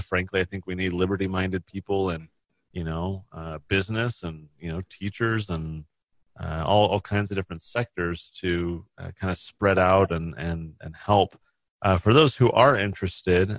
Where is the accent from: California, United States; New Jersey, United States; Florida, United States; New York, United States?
California, United States; now in Utah, United States; I grew up in California.